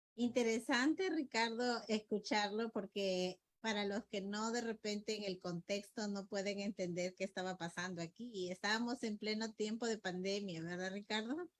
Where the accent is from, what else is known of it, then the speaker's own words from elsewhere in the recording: Peru; como peruanos